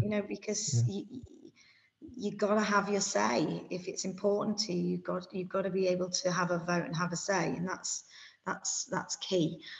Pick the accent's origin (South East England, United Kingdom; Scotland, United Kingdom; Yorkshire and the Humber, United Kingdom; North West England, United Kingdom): Yorkshire and the Humber, United Kingdom; York; now in Kent, United Kingdom; I'm a York City fan. You know, that's where I was born. And of course, I look at York City's results, it's my hometown. But I now live in Kent